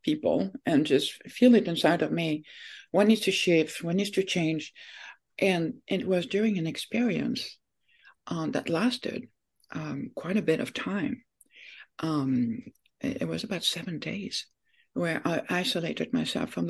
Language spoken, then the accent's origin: English; France; moved away as an adult; now in United States; I was born in France, and when I was 19